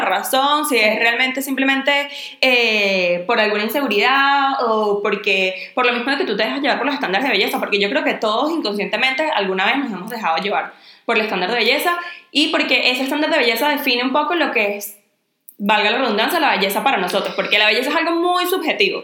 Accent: Venezuela; now in Spain; nosotros las tres somos venezolanas

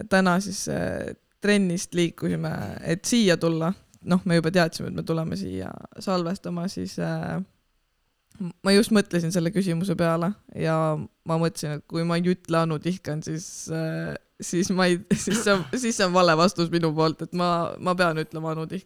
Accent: Viljandi, Viljandi County, Estonia; olen pärit äh, Viljandist

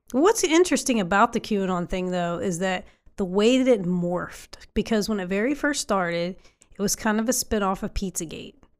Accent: West Virginia, United States; I'm from West Virginia.

